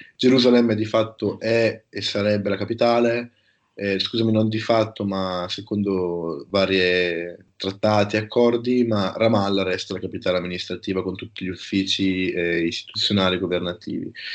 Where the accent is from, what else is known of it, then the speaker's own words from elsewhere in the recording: province of Brescia, Lombardy, Italy; also born or lived in Denmark; io sono, provengo dalla provincia di Brescia